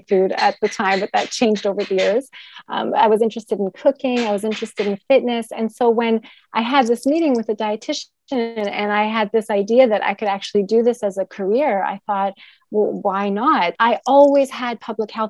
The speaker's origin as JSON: {"language": "English", "town": "Edmonton", "region": "Alberta", "country": "Canada", "tie": "born or raised there", "also_born_or_lived": "Toronto, Canada", "moved": "as an adult", "lives_now": "Turkey", "said": "I grew up in Edmonton, Alberta"}